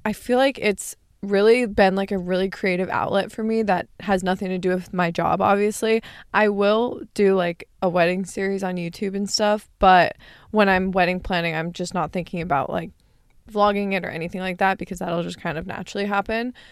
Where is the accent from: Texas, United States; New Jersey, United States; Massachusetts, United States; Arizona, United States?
Arizona, United States; now in California, United States; growing up in Arizona